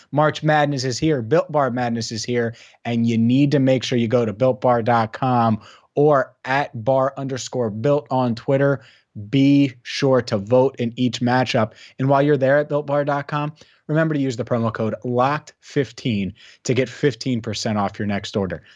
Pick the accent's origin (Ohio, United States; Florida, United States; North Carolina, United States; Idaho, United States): Ohio, United States; Cincinnati; I grew up in Cincinnati.